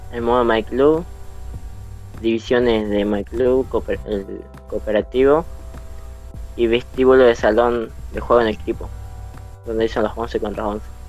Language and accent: Spanish; Salta, Argentina; Soy argentino de la ciudad de Salta